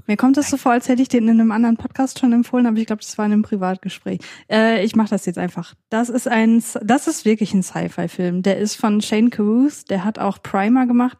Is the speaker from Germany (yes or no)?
yes; Saxony, Germany; bei uns in Sachsen